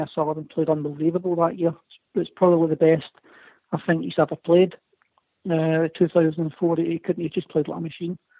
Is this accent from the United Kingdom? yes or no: yes; Scotland, United Kingdom; being Scottish